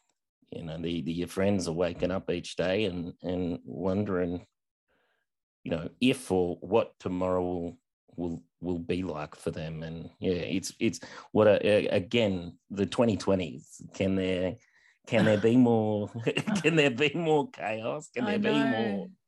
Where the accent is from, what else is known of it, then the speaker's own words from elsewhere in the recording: Australia; but as an Australian-American, I would draw comparisons about your experience in America